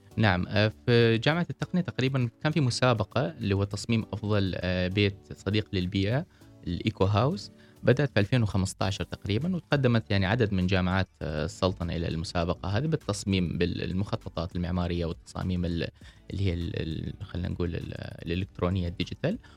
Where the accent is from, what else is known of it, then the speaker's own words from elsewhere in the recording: Oman; عندنا في عمان، في دول الخليج